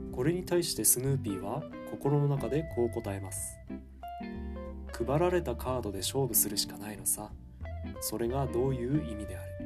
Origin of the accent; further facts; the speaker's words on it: Ishikawa, Fukushima, Japan; moved away as an adult; 地元である福島県石川町